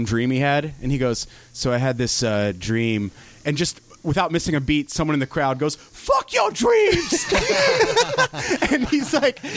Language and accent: English; Nashville, Tennessee, United States; I was 04 in Nashville